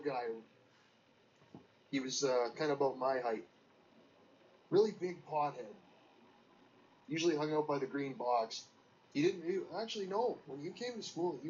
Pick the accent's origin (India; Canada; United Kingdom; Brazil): Canada